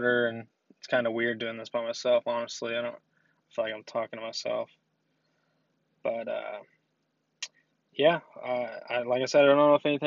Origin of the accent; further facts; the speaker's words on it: Shelbyville, Kentucky, United States; I'm from Shelbyville, Kentucky.